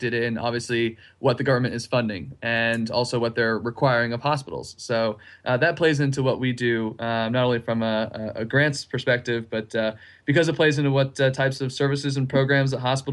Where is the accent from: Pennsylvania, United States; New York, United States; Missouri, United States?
Pennsylvania, United States; moved away; I'm from up north, though. So I'm from Pennsylvania